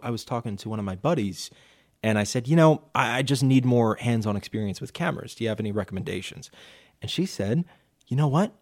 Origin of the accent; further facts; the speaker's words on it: Delaware County, Pennsylvania, United States; I loved being a Pennsylvanian.